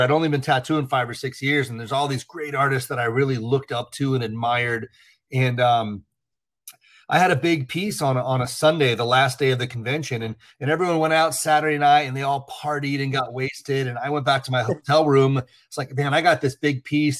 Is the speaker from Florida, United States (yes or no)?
yes; Port St. Lucie, Florida, United States; when I was a kid. I lived in Port St. Lucie